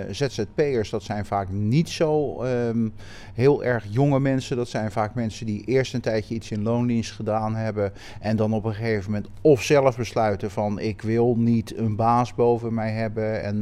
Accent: Rotterdam, South Holland, Netherlands; Rotterdam en ja, ben eigenlijk maar heel sporadisch de stad uit geweest.

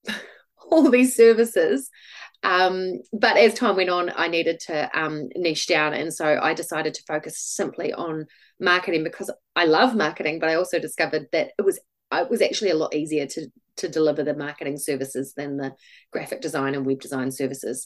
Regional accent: Christchurch, Canterbury, New Zealand; also born or lived in Dunedin; I live in Christchurch. I grew up in Christchurch

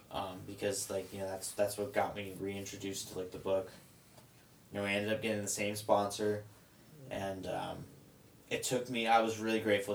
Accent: near Vallejo, California, United States; that's about ten minutes away from like my hometown.

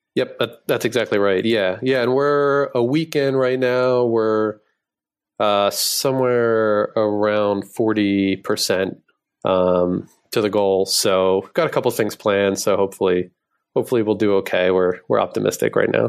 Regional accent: Philadelphia, Pennsylvania, United States; I'm from Philly

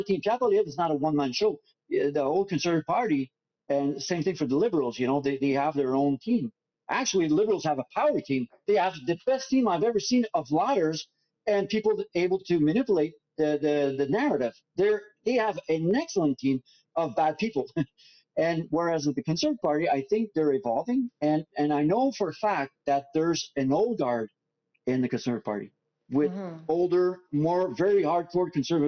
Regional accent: Canada; I promise you, as a Canadian, I will be on him.

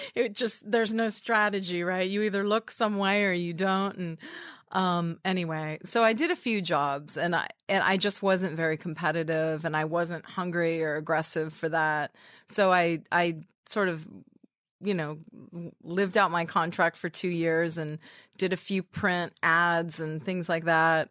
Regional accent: Orange County, Southern California, United States; also born or lived in Redwood City, California; now in New York, United States; my mom and dad moved us down to Orange

